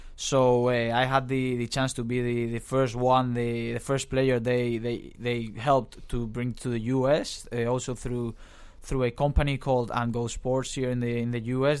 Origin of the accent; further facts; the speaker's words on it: Valencia, Valencian Community, Spain; moved away as an adult; also born or lived in Pittsburgh, United States; now in Los Angeles, United States; being from Spain, uh, you, you get that, that growing up with all the, uh, soccer around you.